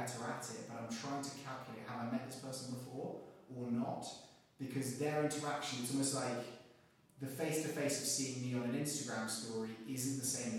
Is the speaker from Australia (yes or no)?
no; England, United Kingdom; now in United States; because I'm an English guy, wear a suit every day, Red Sox every day, because weirdly in America, people people like the English accent a lot.